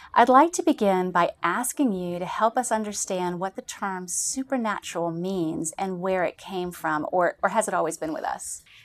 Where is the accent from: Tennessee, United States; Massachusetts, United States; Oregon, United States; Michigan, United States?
Massachusetts, United States; near Salem; I grew up near Salem, Massachusetts